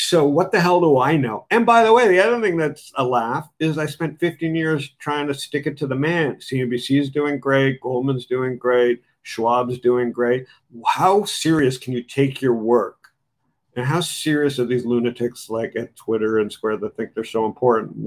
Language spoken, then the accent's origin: English; Canada; I'm from Canada. I'm conservative.